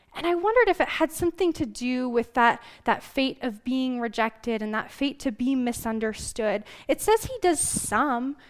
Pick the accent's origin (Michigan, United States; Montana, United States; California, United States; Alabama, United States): Montana, United States; Glendive; moved away; I was born and raised in Glendive, in eastern Montana